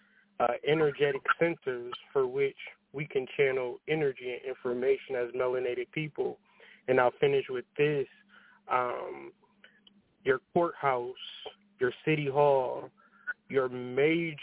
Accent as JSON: {"language": "English", "region": "Ohio", "country": "United States", "tie": "born or raised there", "said": "Growing up in Ohio"}